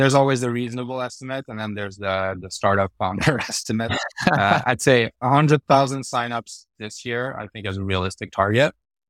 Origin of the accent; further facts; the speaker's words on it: France; also born or lived in Sweden; basically I grew up in Sweden and France. So I'm half French, half Swedish. Grew up in Europe a little bit back and forth, but most of my kid year in France and most of my teenage years in Sweden.